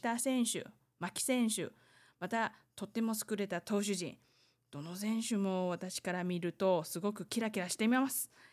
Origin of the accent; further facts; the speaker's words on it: Taiwan; 台湾生まれ、台湾育ち